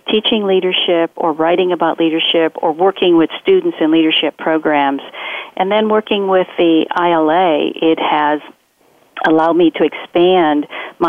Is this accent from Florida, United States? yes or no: no; rural Minnesota, United States; I grew up in Minnesota, in rural Minnesota